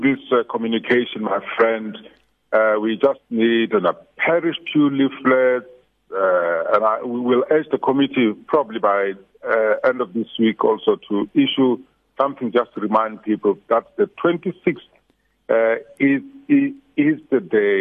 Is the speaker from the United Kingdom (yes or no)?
no; South Africa; being a South African Christian or a South African person of faith